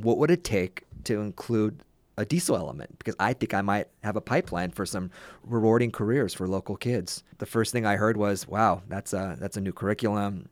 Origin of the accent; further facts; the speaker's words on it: California, United States; back to California and back into my hometown